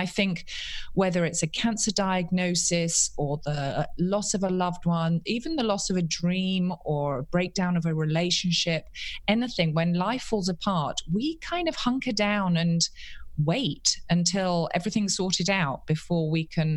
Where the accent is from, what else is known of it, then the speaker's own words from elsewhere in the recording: London, United Kingdom; now in Charlotte, United States; I'm a Londoner born and bred